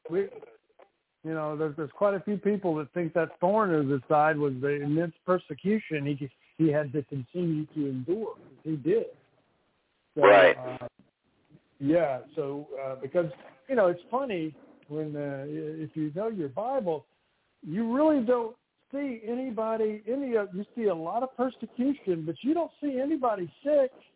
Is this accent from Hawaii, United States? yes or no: no; Louisiana, United States; I grew up in Louisiana